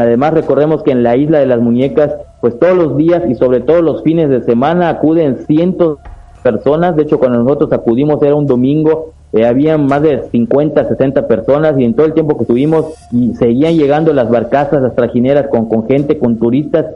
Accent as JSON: {"language": "Spanish", "country": "Mexico", "also_born_or_lived": "Yucatán", "said": "yo soy mexicano, vivo en el estado de Yucatán"}